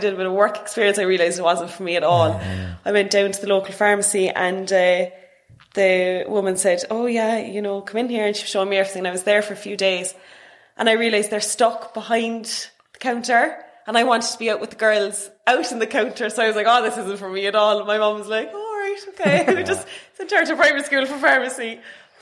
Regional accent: Cork, Munster, Ireland; I grew up in Douglas

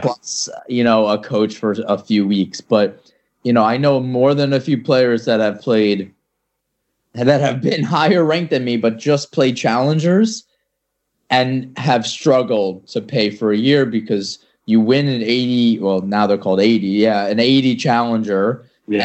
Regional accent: New York, United States; I'm from New York

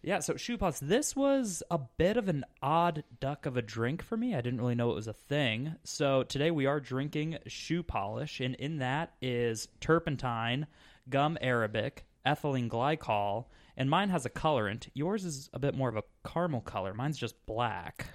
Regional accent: Scottsdale, Arizona, United States; moved away as an adult; also born or lived in Phoenix, Arizona; now in Midwest, United States; I'm from Phoenix, Arizona, well, Scottsdale, before I moved out here to the, the Great Midwest

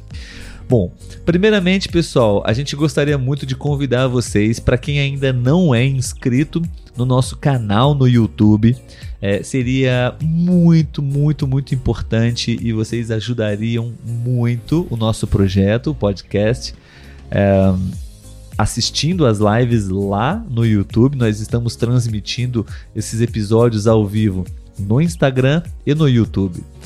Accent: Brazil; Então aqui eu e Letícia somos brasileiros

